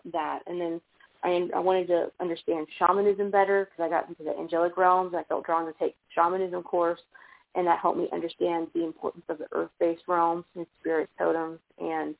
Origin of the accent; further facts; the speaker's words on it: outside Birmingham, rural Alabama, United States; accent: Southern; there's a lot of that craziness in the middle of, like, nowhere, Alabama